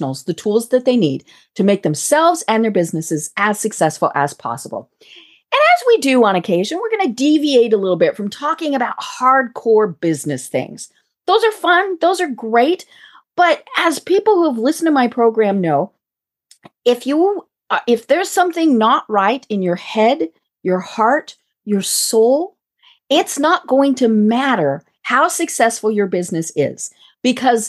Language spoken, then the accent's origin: English; Colorado, United States; now in Atlanta, United States; I'm from Colorado